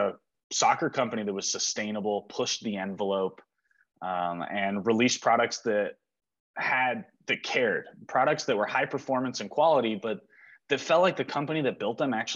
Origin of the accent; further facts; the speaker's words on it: Bigfork, Montana, United States; also born or lived in Santa Monica, California / Los Angeles, California; We came here, lived in Montana, in Big Fork, Montana, on Flathead Lake. Since I was 4 years old